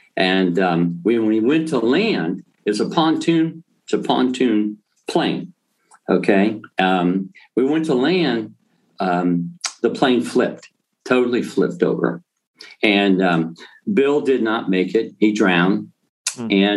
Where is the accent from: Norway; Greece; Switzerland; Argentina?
Greece; Thessaloniki, Central Macedonia; moved away; I was born in Greece, and um, a little town called Thessalonica.